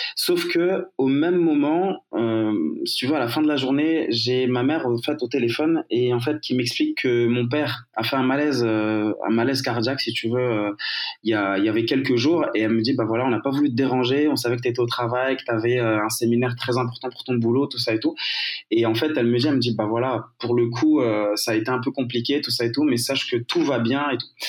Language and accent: French; Morocco; moved away as an adult; also born or lived in France / Marseille / Alsace / Germany; je suis né, j'ai grandi au Maroc